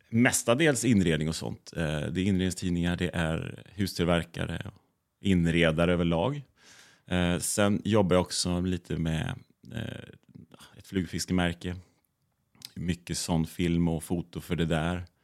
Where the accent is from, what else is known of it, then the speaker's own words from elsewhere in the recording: West Coast, Sweden; now in Visby, Sweden; Alltså där jag kommer ifrån på västkusten, där är det inga, ingen stad på det sättet.